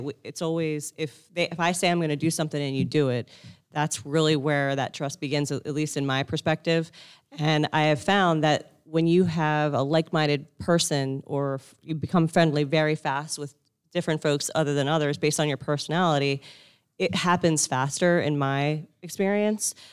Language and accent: English; Northeast, United States; I grew up in the Northeast